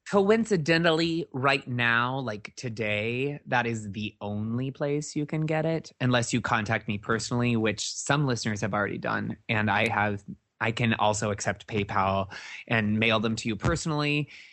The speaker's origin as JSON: {"language": "English", "region": "Midwest", "country": "United States", "also_born_or_lived": "Northwest Iowa", "moved": "yes", "said": "I'm from the Midwest."}